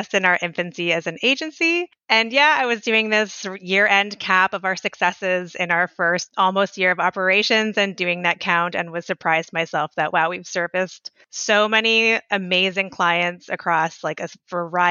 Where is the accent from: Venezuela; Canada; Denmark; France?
Canada; Toronto, Ontario; moved away as an adult; now in Ottawa, Canada; I'm from Toronto area